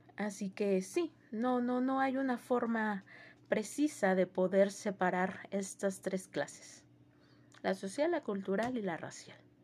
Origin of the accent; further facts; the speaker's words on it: Mexico; nosotros como mexicanos, yo como mexicana